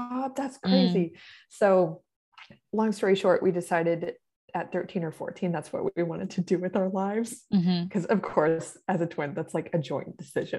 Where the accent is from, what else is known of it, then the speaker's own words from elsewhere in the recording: Corpus Christi, Texas, United States; I grew up in Corpus Christi, Texas